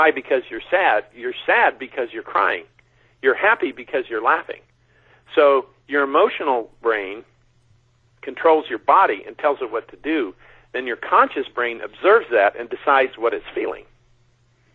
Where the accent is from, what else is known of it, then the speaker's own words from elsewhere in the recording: China Lake, California, United States; I grew up out in China Lake, 3 hours north of here in the Mojave Desert